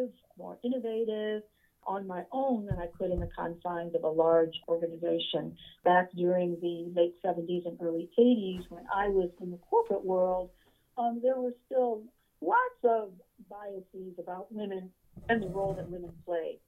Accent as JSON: {"language": "English", "town": "Niagara Falls", "region": "New York", "country": "United States", "tie": "born or raised there", "also_born_or_lived": "Rochester, New York / Washington, D.C.", "moved": "as an adult", "lives_now": "Charlotte, United States", "said": "I was born and raised in Niagara Falls, New York"}